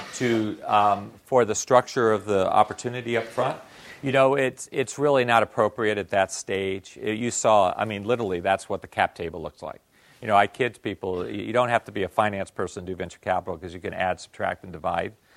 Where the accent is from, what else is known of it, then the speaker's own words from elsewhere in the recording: Japan; English is a second language; moved away; I came from Japan